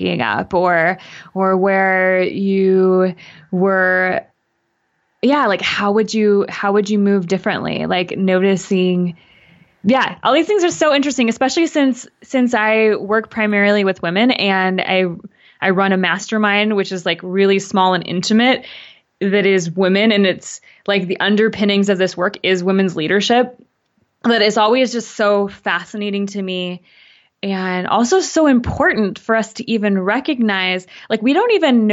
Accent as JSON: {"language": "English", "country": "Canada", "said": "my mom's Canadian, I'm Canadian"}